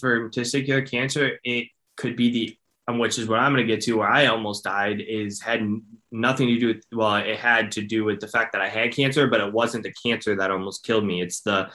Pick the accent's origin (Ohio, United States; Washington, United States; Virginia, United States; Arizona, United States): Ohio, United States; Cleveland; I'm from Ohio. I'm from Cleveland, Ohio